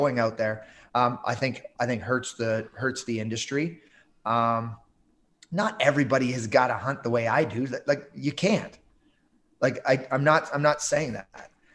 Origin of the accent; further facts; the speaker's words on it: Southern Ontario, Canada; moved away as an adult; now in Yukon, Canada; I grew up in Southern Ontario